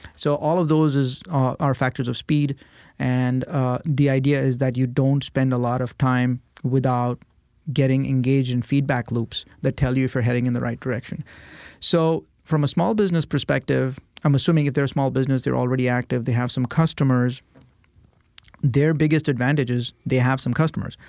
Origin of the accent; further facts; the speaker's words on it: India; moved away as an adult; now in United States; I was born and raised in India